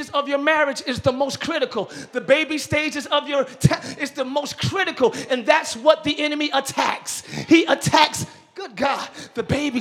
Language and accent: English; Camden, New Jersey, United States; I'm from Camden.